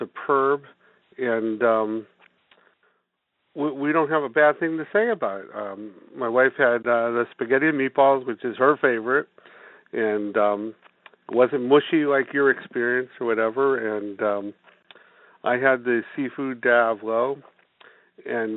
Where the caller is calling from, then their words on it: New Britain, Connecticut, United States; I'm calling from Hartford, Connecticut. I'm actually New Britain, Connecticut